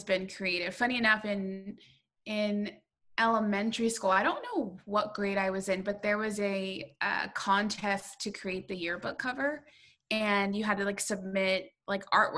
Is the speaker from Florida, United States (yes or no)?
no; Southern California, United States; I grew up in Southern California